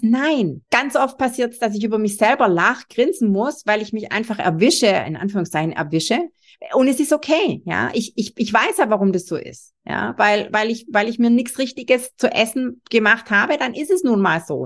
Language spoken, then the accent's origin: German; Swabia, Germany; ich bin selber Schwabe